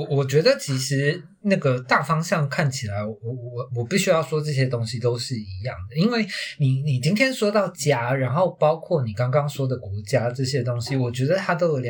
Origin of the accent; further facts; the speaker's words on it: Taiwan; 因为身为一个台湾人的那个身份认同、自我认同就已经很痛苦了